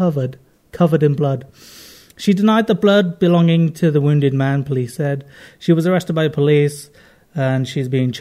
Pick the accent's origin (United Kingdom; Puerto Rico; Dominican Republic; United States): United Kingdom; London; accent: London-y; my accent's all London-y